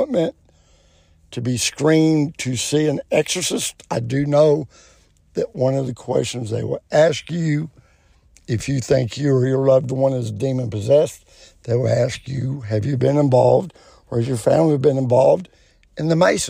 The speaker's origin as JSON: {"language": "English", "country": "United States", "tie": "born or raised there", "said": "I'm an American. I'm a veteran, born and raised"}